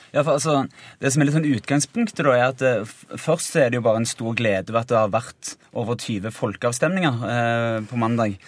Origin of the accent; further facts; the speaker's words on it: Finnøy, Rogaland, Norway; jeg kommer jo fra ei lita øy som heter Finnøy, en øykommune